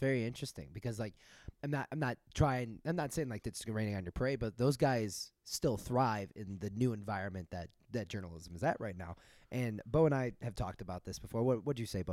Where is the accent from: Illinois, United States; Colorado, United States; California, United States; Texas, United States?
Illinois, United States; Chicago; moved away; growing up in Chicago